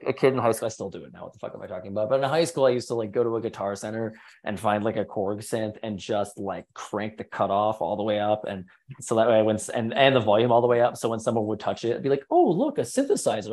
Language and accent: English; Midwest, United States; now in Los Angeles, United States; I grew up in the Midwest